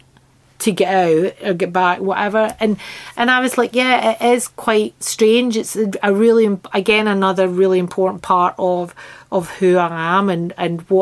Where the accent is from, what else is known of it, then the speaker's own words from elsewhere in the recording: Glasgow, Scotland, United Kingdom; also born or lived in Loch Lomond; my growing up in Glasgow